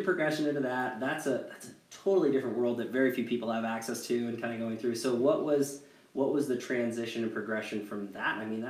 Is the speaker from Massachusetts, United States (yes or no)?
no; Washington, United States; I grew up in Washington